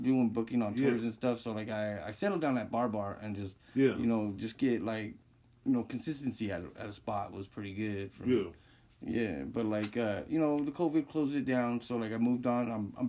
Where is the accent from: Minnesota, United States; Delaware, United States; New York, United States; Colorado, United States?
Colorado, United States; Denver; also born or lived in California; I was born and raised in Denver, yeah, back here from California.